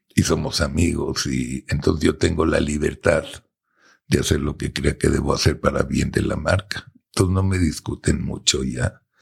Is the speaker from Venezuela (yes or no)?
no; Mexico; nosotros como buenos mexicanos